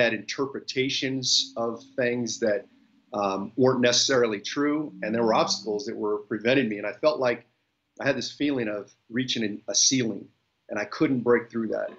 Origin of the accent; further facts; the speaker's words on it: Bay Area, Northern California, United States; I am born and raised in the Bay Area in Northern California